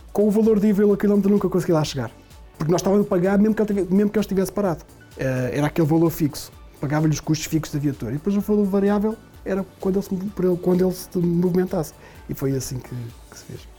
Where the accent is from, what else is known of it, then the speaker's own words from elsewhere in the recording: Portugal; moved away; a terra onde eu nasci